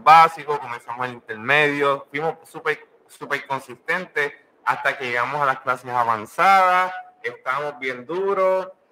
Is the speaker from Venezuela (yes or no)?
no; Puerto Rico; Mi madre es Cocola, somos puertorriqueños, nací cerca de Puerto Rico